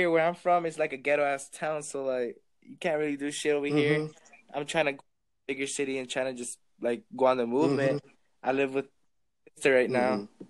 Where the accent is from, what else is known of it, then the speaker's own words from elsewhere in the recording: New Mexico, United States; I'm from New Mexico.